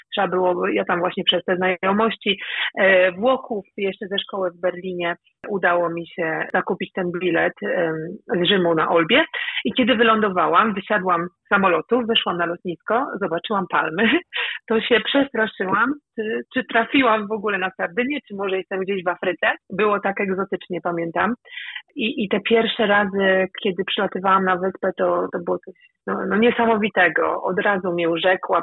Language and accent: Polish; Elbląg, Warmian-Masurian Voivodeship, Poland; moved away as an adult; now in Sardinia, Italy; w Elblągu na ulicy, tam gdzie, skąd pochodzę